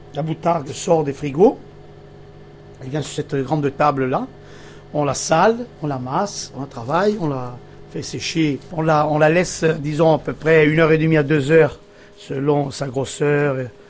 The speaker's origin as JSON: {"language": "French", "area": "Bastia / Corse-du-Sud", "region": "Corsica", "country": "France", "tie": "born or raised there", "said": "je suis né à Bastia. Euh, ensuite, on était parti vivre sur euh, la Corse du Sud avec mes parents et tout"}